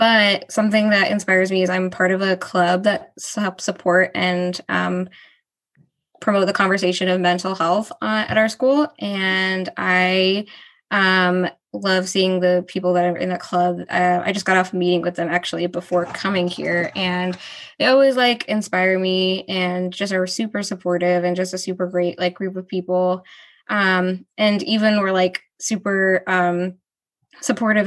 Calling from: Rochester, New York, United States; I'm calling from Rochester, New York.

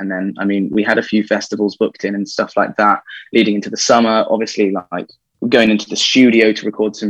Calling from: Birmingham, West Midlands, United Kingdom; So, joining you from Birmingham in the UK.

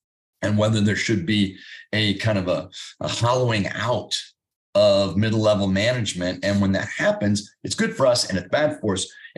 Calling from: Indianapolis, Indiana, United States

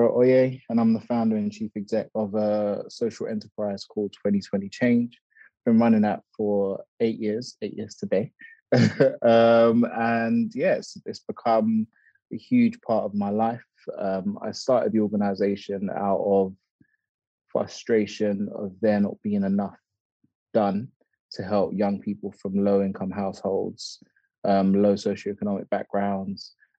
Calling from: Moorgate, London, United Kingdom; Right now I'm in Moorgate, in one of our office spaces here in Moorgate.

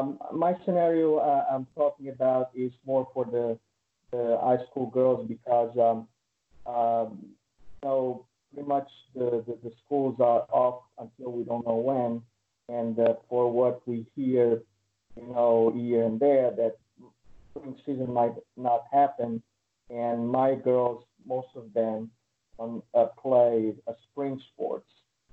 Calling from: Connecticut, United States; I'm here from Connecticut.

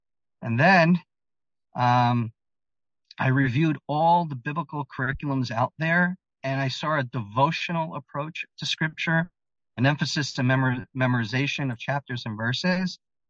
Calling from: Israel; I am speaking from Israel.

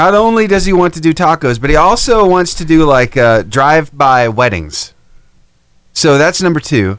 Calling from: Alabama, United States; Alabama, in North Alabama.

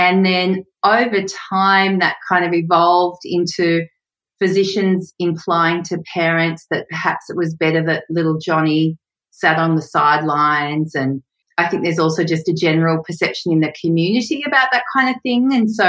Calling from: Sydney, New South Wales, Australia; Hey, Sam. I'm in Newtown in Sydney, Australia.

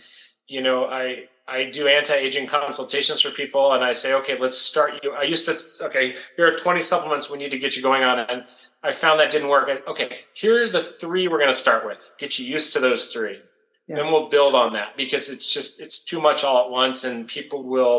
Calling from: Las Vegas, Nevada, United States; I'm calling you from Las Vegas, Nevada, US. And I spend most of my time here, and this is sort of the base of operations now.

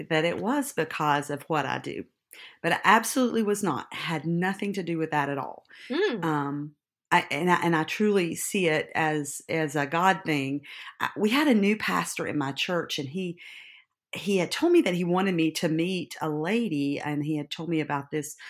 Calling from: Gray, Tennessee, United States; I'm Gray. Anyone know where that is? It's in East Tennessee, up in the tip of Tennessee.

